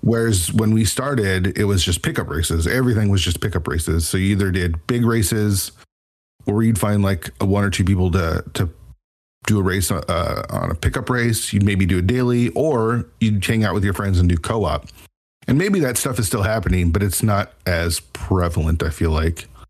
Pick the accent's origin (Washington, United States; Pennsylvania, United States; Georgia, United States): Washington, United States; Seattle area; we're in the Seattle area